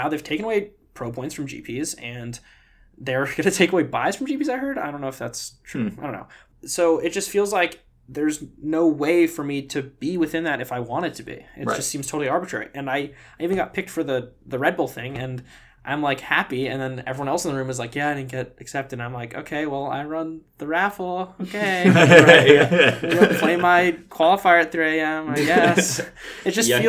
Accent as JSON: {"language": "English", "town": "New York City", "region": "New York", "country": "United States", "tie": "born or raised there", "said": "growing up in New York City"}